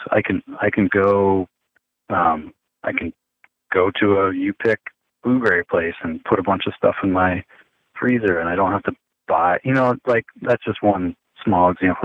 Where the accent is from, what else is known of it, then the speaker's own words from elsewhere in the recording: United States; moved away; when I got back here, like in my hometown, and I couldn't I couldn't vote in the primaries locally.